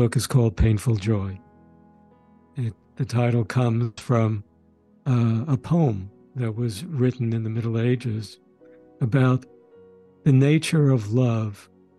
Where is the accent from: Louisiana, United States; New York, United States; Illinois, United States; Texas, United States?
New York, United States; New York City; also born or lived in Sweden / Westchester County, New York; We grew up in Brooklyn, in the New York area. But again, as I said, we were born in Sweden